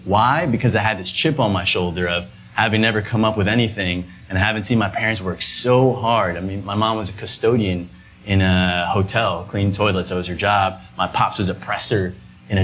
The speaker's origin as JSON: {"language": "English", "town": "New York City", "region": "New York", "country": "United States", "tie": "born or raised there", "said": "we grew up uptown Manhattan in the Heights"}